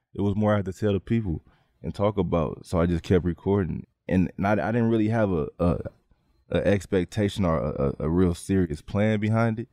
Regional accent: San Francisco, California, United States; we come from Hunters Point

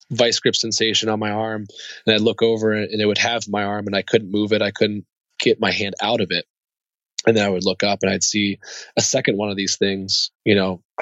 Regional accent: Germany; born there; Yeah, so I, I was born in Germany.

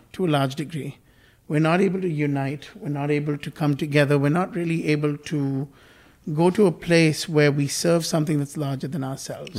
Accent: India; moved away; I was born in India and I grew up there uh, for a bit of my life.

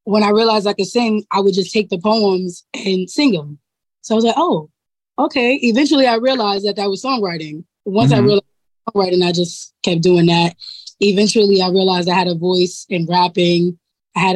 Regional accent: New York City, New York, United States; I'm growing up in Harlem. I go to school. I go to public

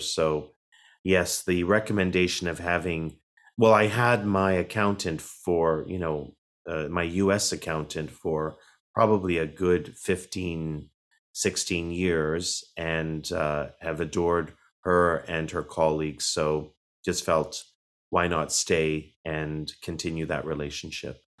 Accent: Toronto, Ontario, Canada; as a young boy growing up in Toronto, Canada

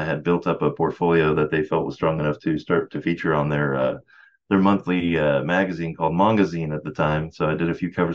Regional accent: San Antonio, Texas, United States; I grew up in San Antonio, Texas

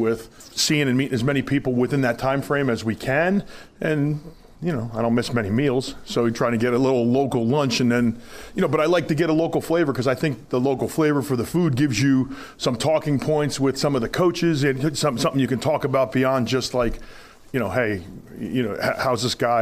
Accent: New Jersey, United States; moved away as an adult; now in Nebraska, United States; I'm from New Jersey

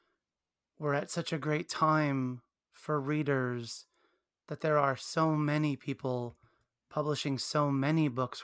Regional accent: Williamsport, Pennsylvania, United States; I grew up in Williamsport, Pennsylvania.

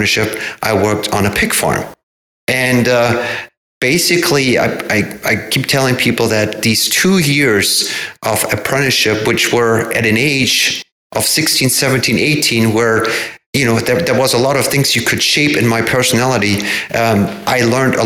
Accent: Hamburg, Germany; moved away as an adult; now in Everett, United States; I found a summer job in a marine hardware store in my hometown of Hamburg

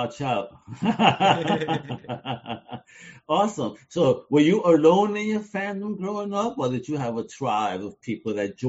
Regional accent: New York, United States; I grew up in New York, so it's just English and Spanish, and that's that.

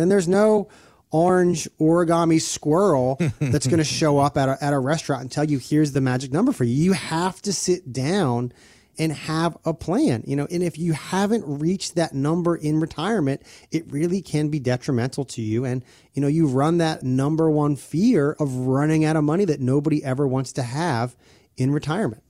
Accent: Maryland, United States; I'm from Maryland, born and raised

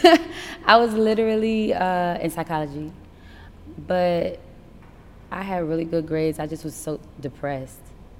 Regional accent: Essex County, New Jersey, United States; also born or lived in Newark / Montclair / East Orange / Roselle; I'm from Essex County. So we've lived everywhere from Newark, Montclair, East Orange, Roselle. Yeah, we moved around a lot

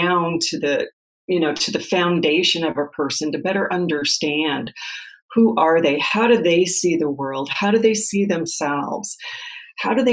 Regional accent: Nebraska, United States; moved away as an adult; also born or lived in Phoenix, Arizona; move from Phoenix back to Nebraska to my hometown

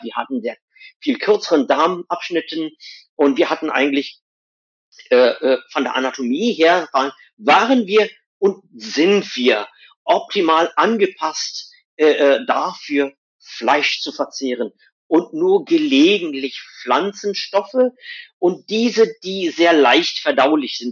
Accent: India; moved away; wo ich herkomme aus Indien

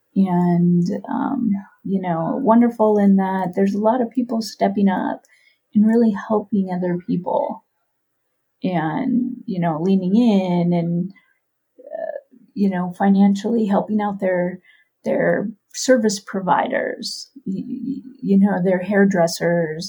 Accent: Oakland, California, United States; I am from Oakland, California

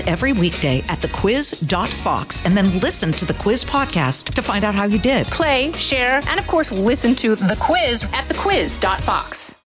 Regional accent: California, United States; moved away; also born or lived in Nashville; I'm from California, so I worked on his gubernatorial campaign

